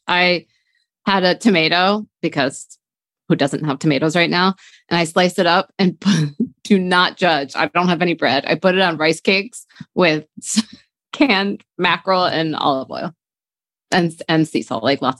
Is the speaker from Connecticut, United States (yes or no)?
yes; New Haven, Connecticut, United States; I was like that when I grew up in New Haven.